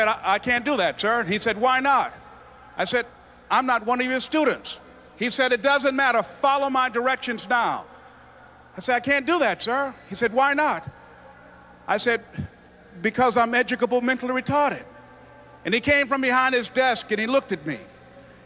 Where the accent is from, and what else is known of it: Miami, Florida, United States; born or raised there